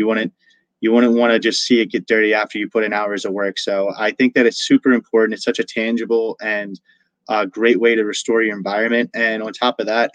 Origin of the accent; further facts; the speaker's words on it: Sykesville, Maryland, United States; my hometown, Sykesville, Maryland.